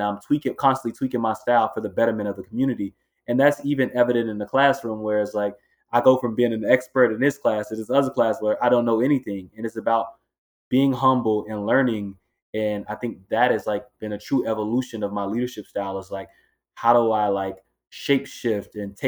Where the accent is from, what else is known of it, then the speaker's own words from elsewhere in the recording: Miami, Florida, United States; moved away as an adult; also born or lived in Los Angeles, California; now in Boston, United States; growing up in Miami, Florida